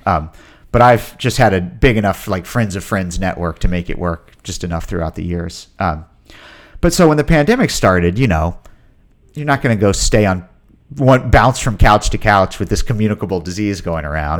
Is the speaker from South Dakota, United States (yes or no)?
no; Ashland, Virginia, United States; moved away as an adult; also born or lived in New York; being back in my hometown that I only really knew from a kid's point of view